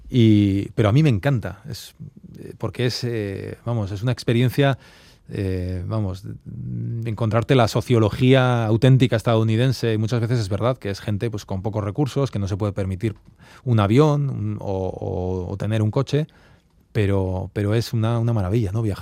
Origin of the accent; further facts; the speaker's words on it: Arbizu, Navarre, Spain; moved away as an adult; also born or lived in Brussels, Belgium / New York, United States; yo soy de Arbizu, de un pueblo de mil habitantes, de Navarra, de, Sacana, ¿no? y, es verdad que ya hace muchos años que, ya vivimos fuera, vivimos en Bruselas también